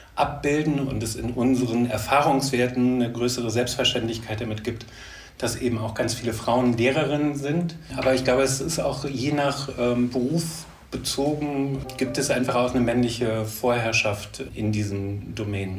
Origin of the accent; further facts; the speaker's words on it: Leverkusen, North Rhine-Westphalia, Germany; ich komme aus Leverkusen. Äh, ursprünglich bin ich dort geboren und aufgewachsen.